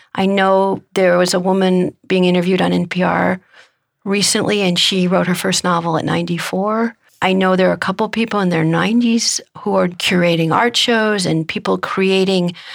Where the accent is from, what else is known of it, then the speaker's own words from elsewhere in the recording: Omaha, Nebraska, United States; my hometown, which is Omaha, Nebraska